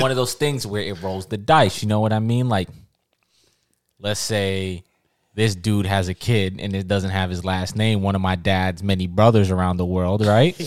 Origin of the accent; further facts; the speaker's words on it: Jamaica; I'm Jamaican